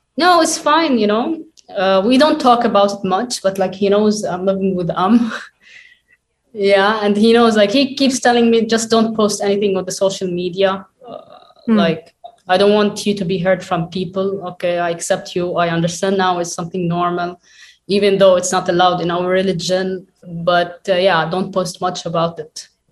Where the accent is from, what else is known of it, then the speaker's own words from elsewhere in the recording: Lebanon; I was uh, born and raised in Lebanon, also like my parents.